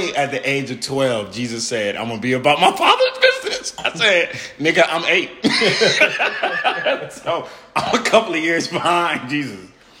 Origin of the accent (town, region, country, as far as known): Miami, Florida, United States; born or raised there